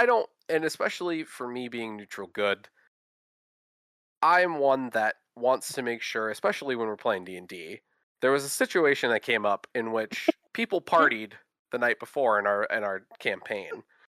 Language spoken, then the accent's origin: English; Minnesota, United States; accent: Midwestern; that Midwestern geek. Same thing, born and raised in Minnesota. I'm that don't you know boy that you could kind of affiliate with Minnesota, Minnesota guys. But I actually grew up in the same area as Holly.